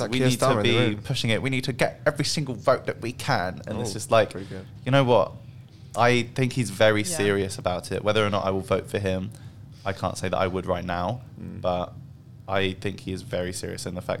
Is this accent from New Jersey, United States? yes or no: no; Wyoming, United States; yeah, I'm from Wyoming.